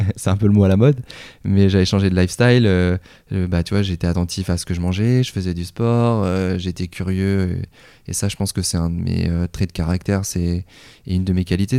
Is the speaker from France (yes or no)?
yes; Tours, Centre-Val de Loire, France; moved away as an adult; also born or lived in Golfe-Juan / Nice; je suis originaire de Tours